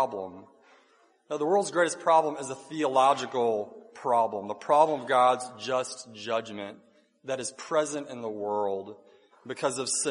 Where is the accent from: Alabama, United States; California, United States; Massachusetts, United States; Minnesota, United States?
Alabama, United States; North; where I grew up in North Alabama